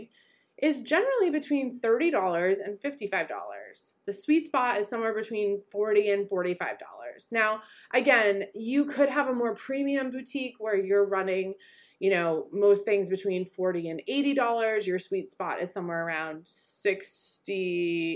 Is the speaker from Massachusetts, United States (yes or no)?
yes; Boston, Massachusetts, United States; moved away; also born or lived in New York City; I am born and bred in Boston and lived in New York City for a long time